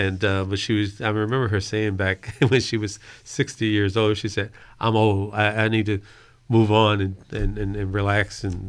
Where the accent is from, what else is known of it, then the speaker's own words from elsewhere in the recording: Fredericksburg, Virginia, United States; I grew up in Mayfield, and Mayfield was a very heterogeneous, had a very heterogeneous population, not race-wise, but in terms of socioeconomics.